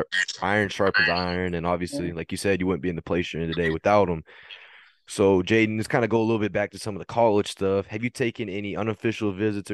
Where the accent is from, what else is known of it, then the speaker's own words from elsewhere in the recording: Fort Worth, Texas, United States; I'm from Fort Worth